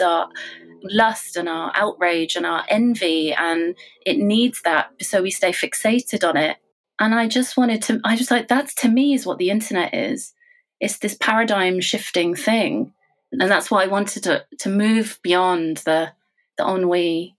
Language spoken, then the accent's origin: English; United Kingdom; I think when you're growing up in Britain, you know, it's much less now, but when I was growing up here, you're told of, you know, what's the ideal, what is beautiful.